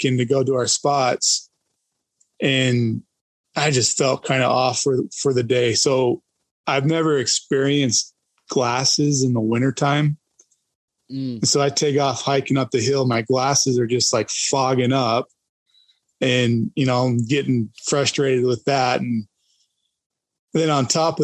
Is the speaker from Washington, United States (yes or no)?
no; Idaho, United States; growing up in Idaho and hunting Idaho